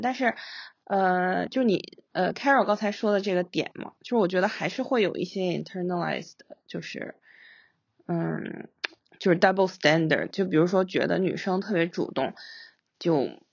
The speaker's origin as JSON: {"language": "Chinese", "country": "Singapore", "tie": "born or raised there", "also_born_or_lived": "China", "said": "在我们小的时候，在新加坡那个环境下"}